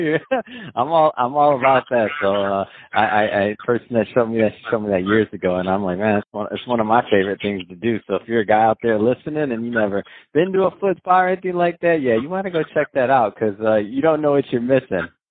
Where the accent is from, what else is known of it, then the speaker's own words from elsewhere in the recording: Michigan, United States; moved away as an adult; now in Los Angeles, United States; I'm from I'm from the Midwest. I'm from Michigan